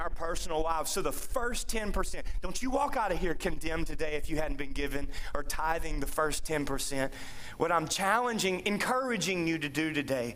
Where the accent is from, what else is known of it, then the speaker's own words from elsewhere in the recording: United States; I happen to be raised in the land of the free and the home of the brave